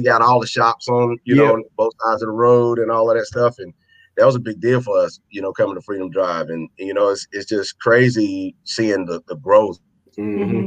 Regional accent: Charlotte, North Carolina, United States; I'm born and raised in Charlotte

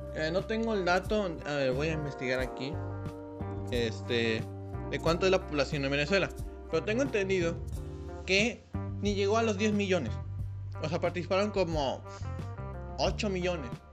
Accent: Mexico; para nosotros, como mexicanos

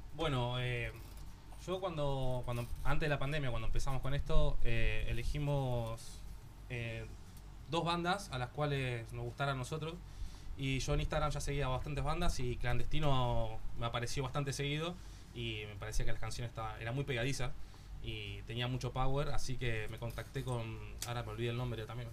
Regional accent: Argentina; now in Barcelona, Spain; somos tres argentinos y una catalana

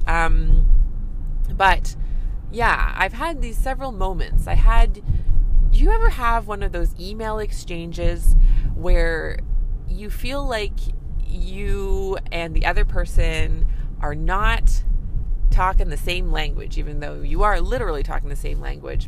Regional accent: Canada; I'm a Canadian family physician

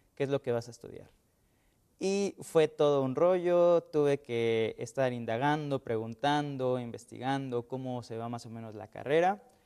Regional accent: Mexico; soy mexicano

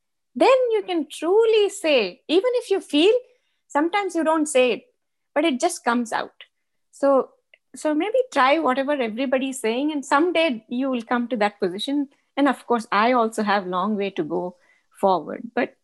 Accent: Rajasthan, India; So, but I did identify myself there as a Chom, a Rajasthani.

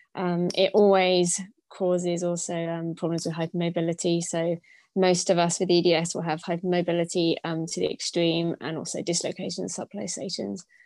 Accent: United Kingdom; moved away as an adult; I'm originally from Britain, um, but I haven't actually lived in the UK for the last 15 years

